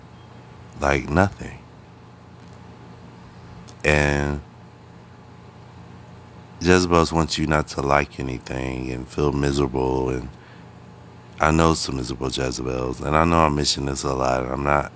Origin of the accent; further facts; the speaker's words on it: Akron, Ohio, United States; moved away as an adult; now in New York City, United States; I'm from Akron, Ohio. Originally, I went to preschool, elementary school, junior high school, and high school in Akron, Ohio.